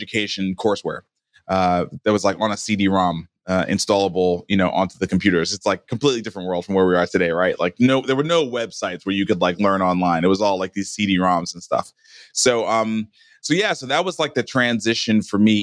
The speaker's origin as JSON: {"language": "English", "town": "New York City", "region": "New York", "country": "United States", "tie": "born or raised there", "said": "I was born and raised in Brooklyn, New York in 1975"}